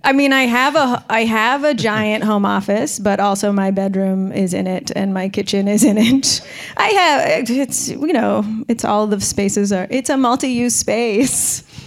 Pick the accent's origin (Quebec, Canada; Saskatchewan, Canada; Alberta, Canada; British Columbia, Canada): British Columbia, Canada; Victoria; moved away as an adult; now in Vancouver, Canada; I grew up in Victoria, which is on Vancouver Island.